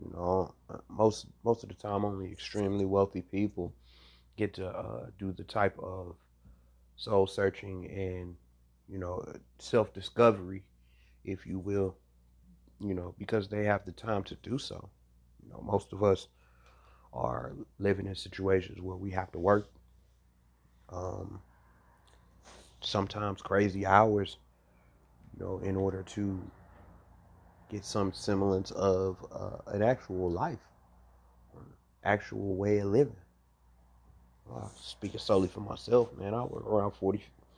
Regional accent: Cleveland, Ohio, United States; now in South Carolina, United States; I'm from Cleveland, Ohio.

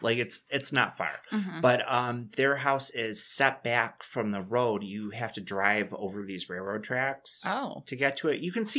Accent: Dunkirk, New York, United States; I remember it's a 3-hour drive from where I grew up in Dunkirk.

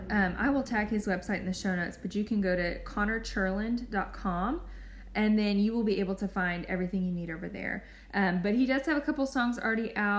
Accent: Nashville, Tennessee, United States; moved away; I'm from Nashville, Tennessee, originally

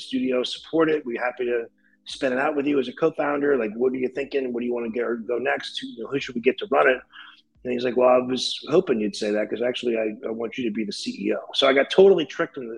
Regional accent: New Orleans, Louisiana, United States; moved away; I'm from New Orleans. I moved back home when I opened a division for Audio Socket down here in New Orleans

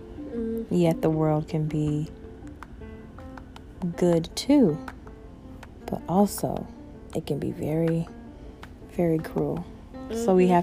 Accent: North Chicago, Illinois, United States; born there; our summers and our Christmas holidays in Chicago, because that's where I was born. I was born in North Chicago

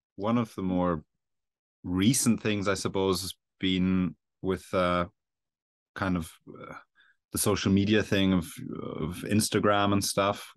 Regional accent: Belfast, Northern Ireland, United Kingdom; accent: Irish; moved away as an adult; I'm from Ireland, as you'd probably hear with the accent, um, so around Belfast

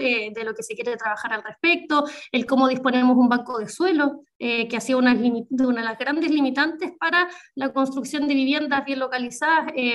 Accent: Chile; also born or lived in Biobío; somos un país muy, muy largo

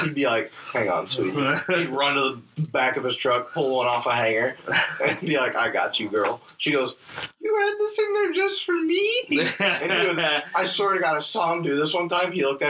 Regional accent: Kentucky, United States; I'm from Kentucky, by the way

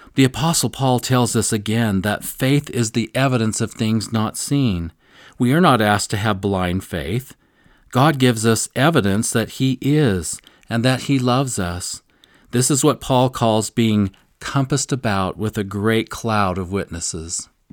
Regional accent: Missouri, United States; I'm from Missouri, and Missouri is the show me state

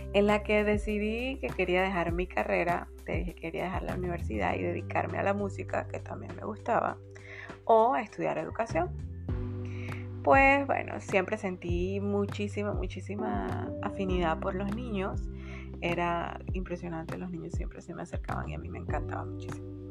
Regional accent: San Antonio de los Altos, Miranda, Venezuela; moved away as an adult; also born or lived in Caracas, Venezuela; now in Panama; Nací en Caracas, Venezuela, una hermosa ciudad. Y luego de mis primeros cinco meses de vida nos fuimos a vivir a las afueras de Caracas, un pueblito hermoso llamado San Antonio de los Altos.

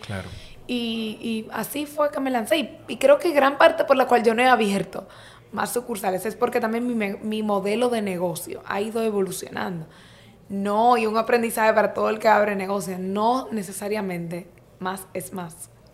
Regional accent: Santo Domingo, Distrito Nacional, Dominican Republic; soy dominicano, o sea, nací aquí en Santo Domingo.

